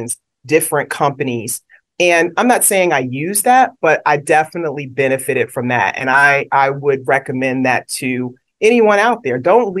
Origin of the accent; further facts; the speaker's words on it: New York City, New York, United States; moved away; also born or lived in Brooklyn; I was born in Brooklyn, raised in Queens. So always a shout out to New York City.